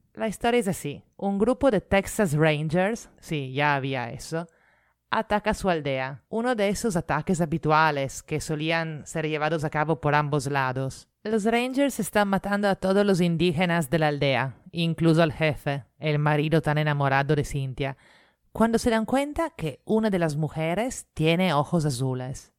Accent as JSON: {"language": "Spanish", "country": "Italy", "moved": "yes", "lives_now": "Lima, Peru", "said": "italiana residente en Lima"}